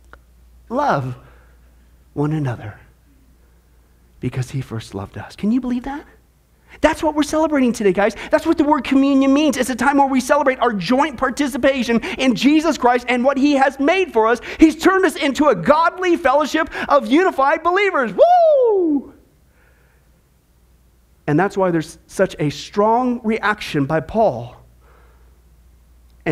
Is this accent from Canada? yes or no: no; Midwest, United States; I grew up in the Midwest.